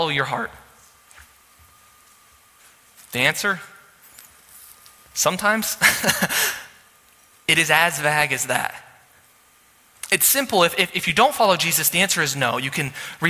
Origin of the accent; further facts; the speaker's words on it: Sioux Falls, South Dakota, United States; I was from Sioux Falls